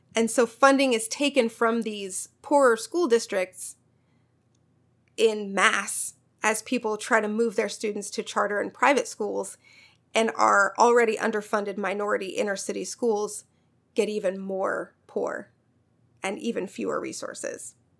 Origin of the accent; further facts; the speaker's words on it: Missouri, United States; My home state, Missouri